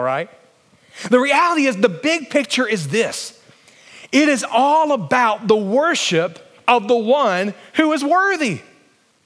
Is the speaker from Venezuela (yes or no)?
no; Alabama, United States; moved away; I grew up in Alabama where it was very, very flat